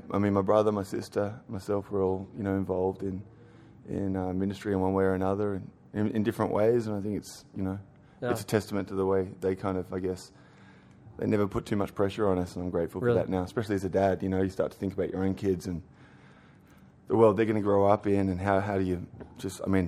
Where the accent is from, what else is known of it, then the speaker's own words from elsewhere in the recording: Australia; now in New York City, United States; I'm an Australian